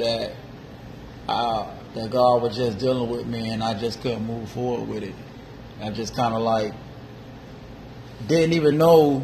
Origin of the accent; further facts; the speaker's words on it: Miami, Florida, United States; also born or lived in West Palm Beach; I'm originally from Miami, 305